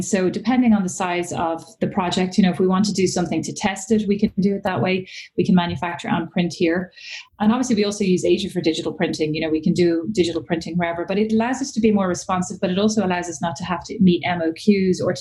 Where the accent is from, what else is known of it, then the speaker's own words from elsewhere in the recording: Ireland; moved away as an adult; also born or lived in Milan / Paris; I'm Irish, so I graduated from college in Ireland